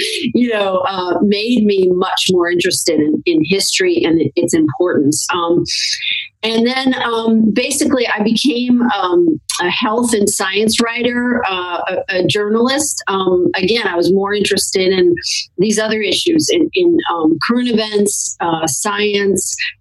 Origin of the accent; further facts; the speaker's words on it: St. Louis, Missouri, United States; I grew up in St. Louis, Missouri